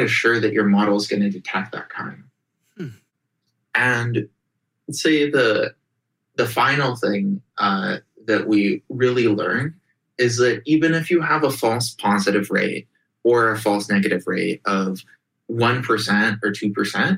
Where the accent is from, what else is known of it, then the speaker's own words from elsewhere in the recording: Russia; moved away; I grew up in Russia in the early 90s